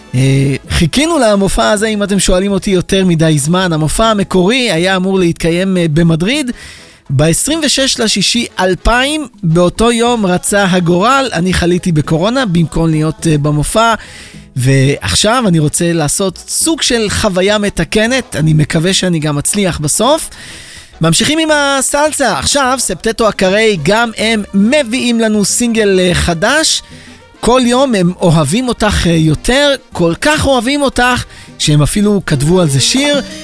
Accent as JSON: {"language": "Hebrew", "country": "Israel"}